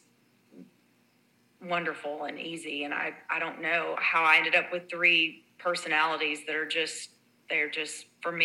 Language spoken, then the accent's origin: English; Texas, United States; growing up in Texas